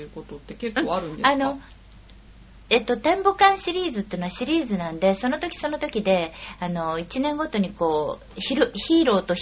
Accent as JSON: {"language": "Japanese", "region": "Tokyo", "country": "Japan", "tie": "born or raised there", "said": "ずっと私も東京生まれの東京、うん、育ちなもんで、"}